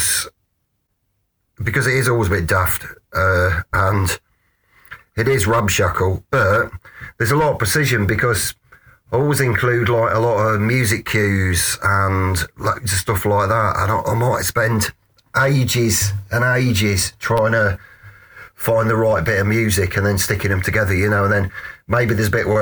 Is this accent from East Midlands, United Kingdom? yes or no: yes; Hinckley, East Midlands, United Kingdom; now in Wigston, United Kingdom; I'm from Hinckley